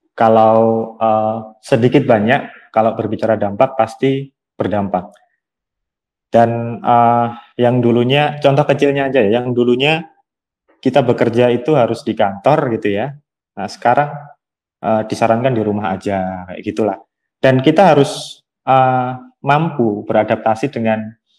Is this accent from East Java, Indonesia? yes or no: yes; Kediri, East Java, Indonesia; Aku dari kota Kediri, Jawa Timur